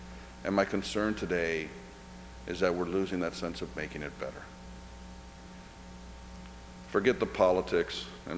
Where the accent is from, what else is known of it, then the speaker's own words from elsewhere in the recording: Cuba; now in United States; Being Cuban and being Irish, both of those cultures, we're storytellers. You grow up hearing stories. I was born in the United States by accident. My mother was visiting. We went right back to Cuba.